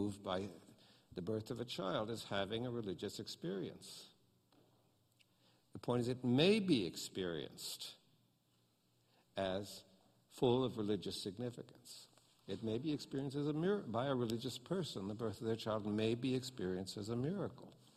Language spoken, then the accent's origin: English; United States; I'm an American